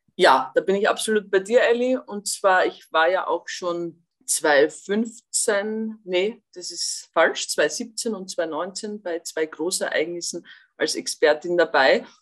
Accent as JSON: {"language": "German", "country": "Austria", "said": "ich als Österreicherin"}